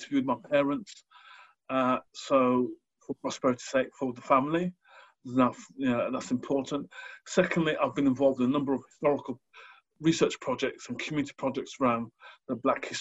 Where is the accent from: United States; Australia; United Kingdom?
United Kingdom; Wolverhampton, West Midlands; I was born in Wolverhampton